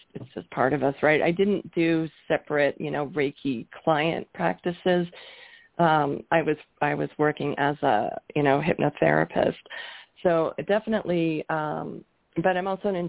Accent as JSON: {"language": "English", "country": "Canada", "also_born_or_lived": "Toronto area, Canada / Georgia, United States", "moved": "as an adult", "lives_now": "Colorado, United States", "said": "I'm from Canada. We were living in Canada at the time"}